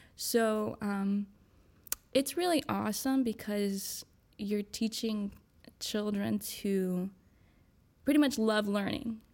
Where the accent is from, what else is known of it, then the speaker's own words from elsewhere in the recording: Winston-Salem, North Carolina, United States; also born or lived in New York / Wilmington, North Carolina; I'm originally from New York, um, but I moved here when I was pretty young, um, and I've moved, I live in Winston, um, pretty much my whole childhood